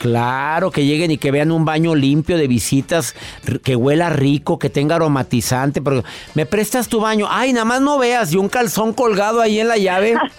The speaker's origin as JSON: {"language": "Spanish", "town": "Monterrey", "region": "Nuevo León", "country": "Mexico", "tie": "born or raised there", "said": "en mi ciudad, en donde yo nací, en Monterrey"}